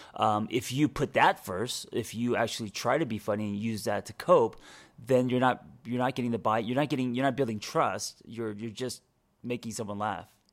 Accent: Los Angeles, California, United States; I used to be the guy growing up in Los Angeles

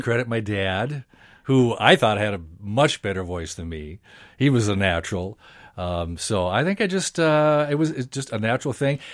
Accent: Princeton, Minnesota, United States; I grew up in Princeton, little town about an hour north of here

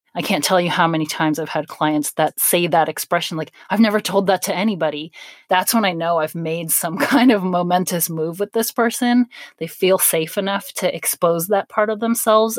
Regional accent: North Carolina, United States; I'm from North Carolina, so I have family in Greensboro

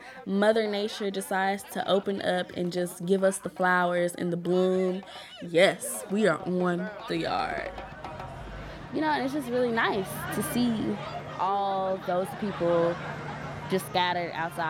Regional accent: Jackson, Mississippi, United States; moved away as an adult; now in Washington, D.C., United States; I'm a junior audio production major at Howard University from Jackson, Mississippi.

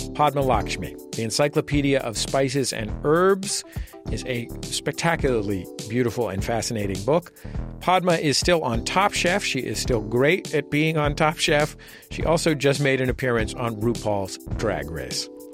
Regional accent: Bay Area, California, United States; born or raised there; moved away as an adult; now in Los Angeles, United States

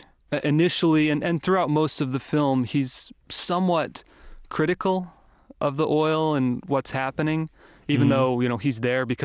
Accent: St. George, Utah, United States; my hometown of St. George, Utah

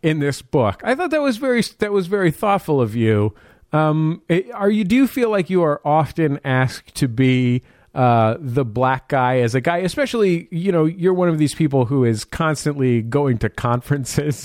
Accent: San Francisco, California, United States; I grew up in the Mission District of San Francisco

